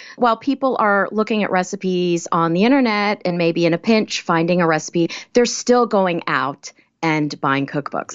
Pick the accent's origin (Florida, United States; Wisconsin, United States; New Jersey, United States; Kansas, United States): Kansas, United States; I grew up in Kansas.